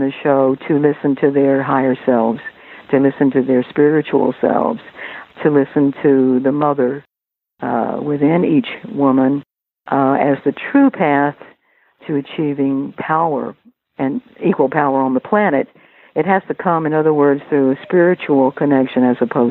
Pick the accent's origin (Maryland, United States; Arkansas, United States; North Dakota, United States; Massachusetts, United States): Arkansas, United States; accent: Southern; now in New York, United States; I haven't lost my Southern accent